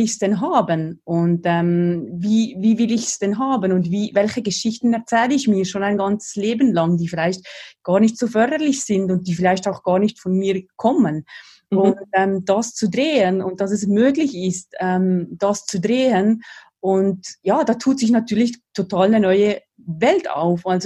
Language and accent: German; Valais, Switzerland; im selben Kanton, im Wallis, wo ich aufgewachsen bin im Süden der Schweiz.